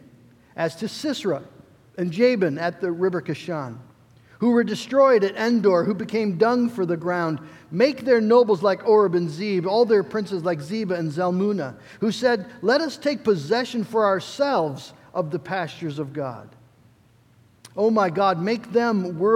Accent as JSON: {"language": "English", "country": "United States", "said": "As American Christians"}